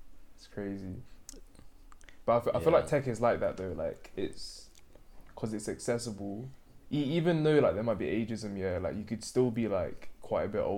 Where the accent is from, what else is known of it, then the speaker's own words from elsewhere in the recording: Sydney, New South Wales, Australia; accent: Sydney; I speak Arabic as well as English, obviously, and well, like, Sydney's dialect